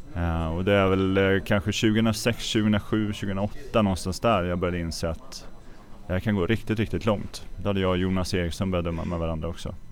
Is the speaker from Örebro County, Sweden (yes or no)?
yes; Örebro, Örebro County, Sweden; hemma i Örebro